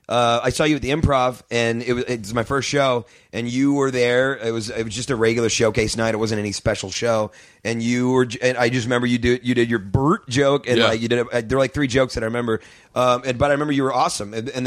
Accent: St. Louis, Missouri, United States; St. Louis.

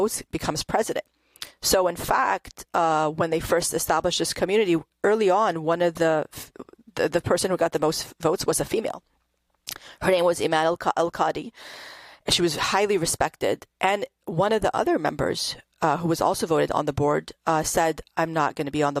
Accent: Panama City, Florida, United States; also born or lived in New Jersey; I grew up in the Panhandle in Panama City, Florida

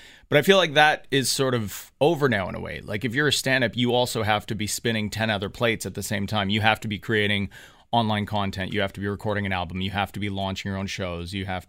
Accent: Canada; the comics that we grew up watching in Canada

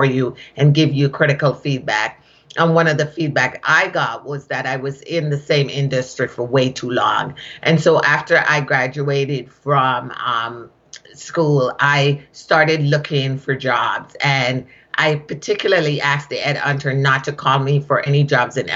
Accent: Kingston, Jamaica; accent: Jamaican; moved away as an adult; also born or lived in Shawnee Mission, Kansas / Boston, Massachusetts; now in United States; I am originally from Kingston, Jamaica, and I came to this country, was sponsored to come to this country as a nanny.

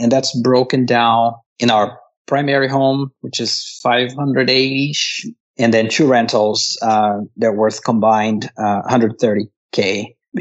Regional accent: Brazil; moved away as an adult; now in United States; I grew up in Brazil, came to the U.S. in 2003 on a work visa.

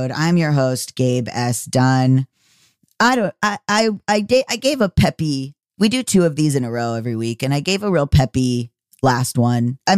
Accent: Canada; Yes, I'm Canadian, so I spell it C H E Q U E S, lol.

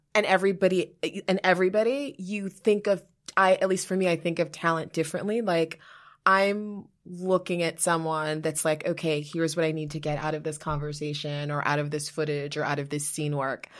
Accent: New York, United States; also born or lived in Liberia; now in New Jersey, United States; I live in New Jersey now but like I'm a New Yorker

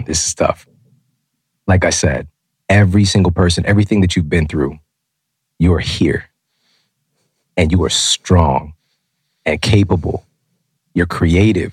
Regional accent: Ferguson, Missouri, United States; also born or lived in Florissant, Missouri / St. Louis, Missouri; I'm from Ferguson. Most of my years on this planet, I lived in Ferguson and Florissant, Missouri

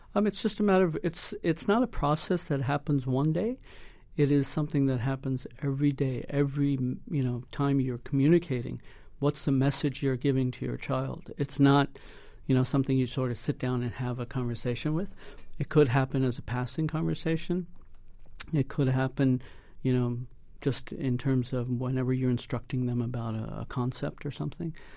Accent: United States; Us being second generation, my son third generation, we're more inclined to look for assimilation because we've grown up in an environment where we came through the school systems here

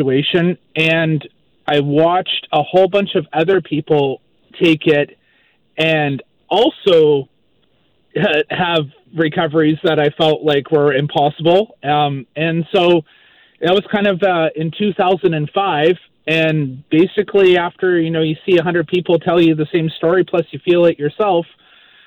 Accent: Maple Ridge, British Columbia, Canada; moved away as an adult; also born or lived in Vancouver Island; now in Moncton, Canada; I'm originally from Maple Ridge, BC, grew up in Maple Ridge, and I now live in Moncton, New Brunswick

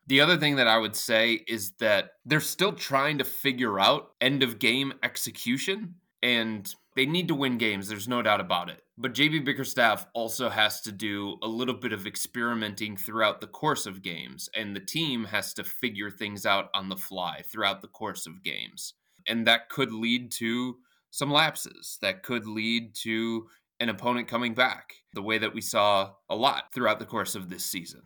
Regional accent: Cleveland, Ohio, United States; I've lived here my entire life, born and raised, spent every moment of my life here in the city

